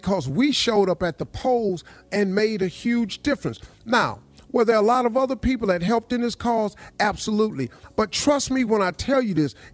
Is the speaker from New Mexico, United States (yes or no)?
no; Welch, West Virginia, United States; I grew up in Welch, West Virginia.